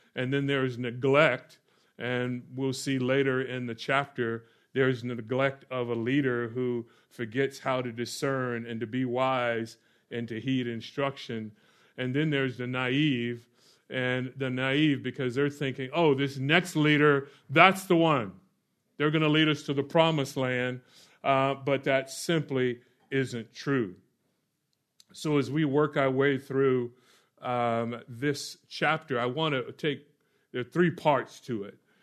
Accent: Orlando, Florida, United States; moved away; I grew up in Or-, Orlando, Florida

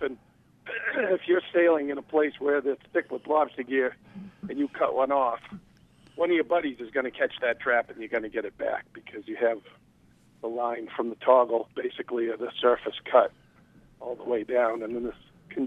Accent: Marblehead, Massachusetts, United States; I grew up in Marblehead, Massachusetts

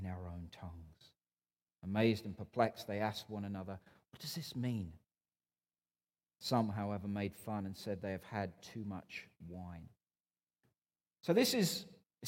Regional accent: Newcastle upon Tyne, North East England, United Kingdom; moved away as an adult; now in Canada

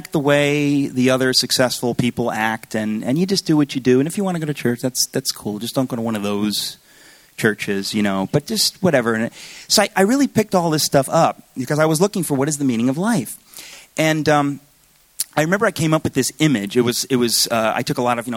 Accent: Danbury, Connecticut, United States; also born or lived in Astoria, Queens, New York; I was born in Astoria General Hospital. We have records, and we moved to Danbury, Connecticut. So I grew up in Danbury, Connecticut

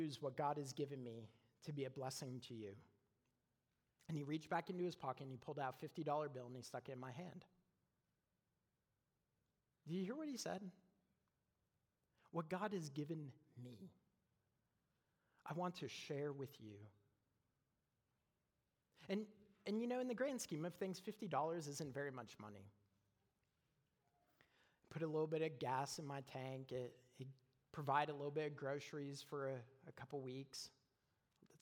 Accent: Canada; moved away as an adult; now in United States; I'm from Canada.

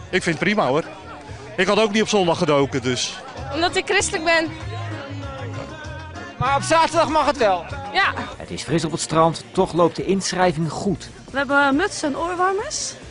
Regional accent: Germany; Dutch is a second language; Ja, dat klopt. Ik kom helemaal uit Duitsland. Geboren.

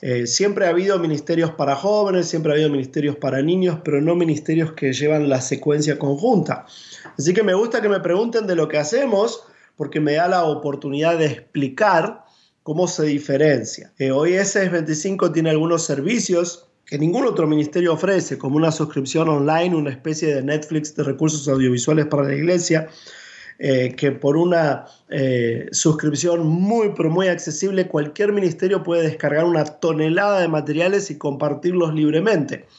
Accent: Buenos Aires, Argentina; Me crié en la iglesia en Buenos Aires, eh, nací en la capital federal

